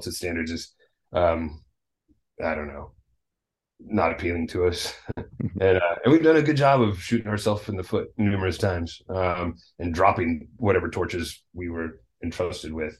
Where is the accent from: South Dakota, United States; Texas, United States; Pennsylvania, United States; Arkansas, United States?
Arkansas, United States; Little Rock; moved away; I'm from Little Rock, Arkansas originally